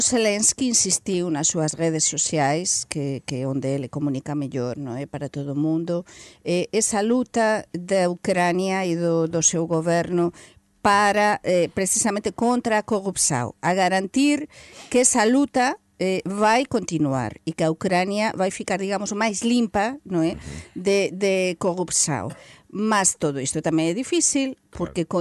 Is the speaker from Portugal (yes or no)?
no; Spain; Portuguese is a second language; eu falo como espanhola